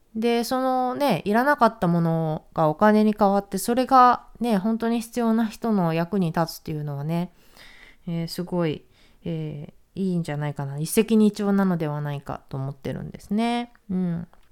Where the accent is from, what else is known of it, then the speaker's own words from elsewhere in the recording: Japan; 私は日本に生まれたけども